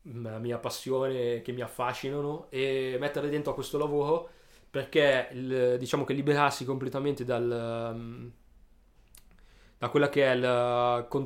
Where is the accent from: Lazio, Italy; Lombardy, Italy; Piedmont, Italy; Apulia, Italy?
Piedmont, Italy; Alessandria